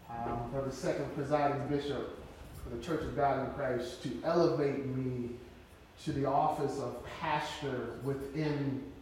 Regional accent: Flint, Michigan, United States; now in Casper, United States; I'm from Flint, Michigan, so I'm affiliated with the Michigan Southwest Jurisdiction Number 5.

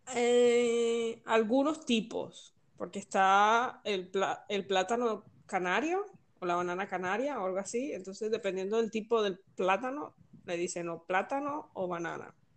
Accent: Venezuela; moved away as an adult; now in Valencia, Spain; yo soy venezolana y el país es mío

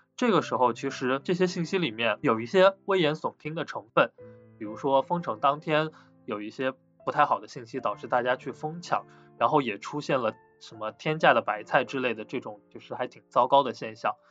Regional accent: Wuhan, Hubei, China; 因为本身我是武汉人，当时我也身处武汉

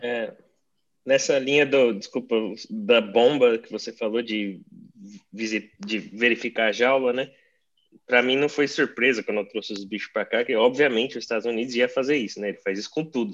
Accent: Brazil; now in United States; eu fui para meu país de origem para poder visitar minha família

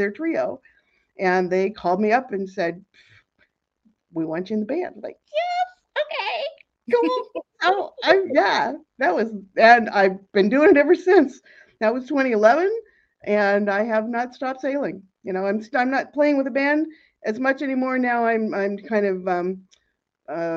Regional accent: Seattle, Washington, United States; moved away as an adult; also born or lived in Los Angeles; I grew up in Seattle

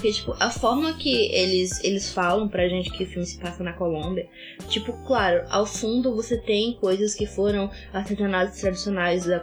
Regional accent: Brazil; Eu é sou é do Brasil

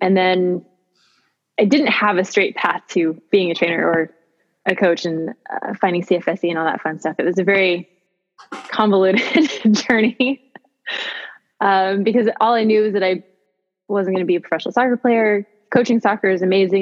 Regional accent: Gilroy, California, United States; I grew up in Gilroy, California, which is a really great town to just keep driving through.

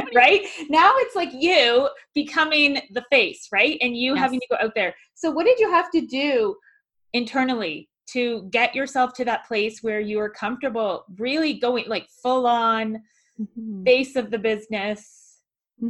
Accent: Halifax, Nova Scotia, Canada; I'm from Halifax, Nova Scotia

